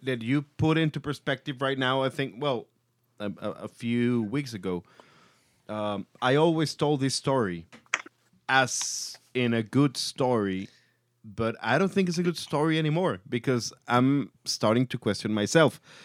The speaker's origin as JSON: {"language": "English", "country": "Mexico"}